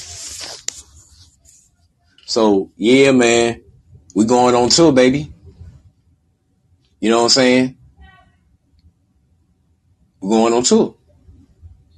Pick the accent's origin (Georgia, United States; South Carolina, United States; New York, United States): Georgia, United States; Albany; moved away; Albany, Georgia, my hometown